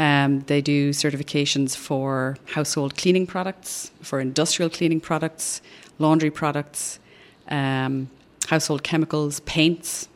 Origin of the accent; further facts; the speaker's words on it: Ireland; moved away as an adult; now in Austin, United States; I'm originally from Ireland, which you can probably tell from the accent.